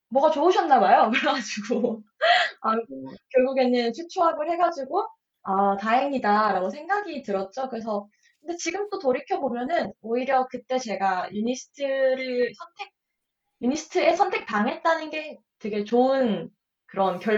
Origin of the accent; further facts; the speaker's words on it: Ulsan, South Korea; 저는 울산 사람이니까 반에 음. 두산 팬이 되게 많았, 어요